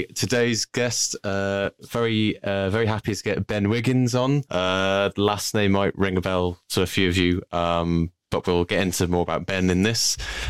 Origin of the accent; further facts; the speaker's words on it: Wales, United Kingdom; I'm from Wales